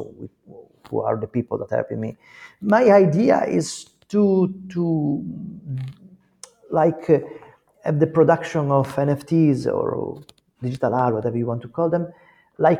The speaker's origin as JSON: {"language": "English", "country": "Italy", "said": "We are not from America. We are in Italy."}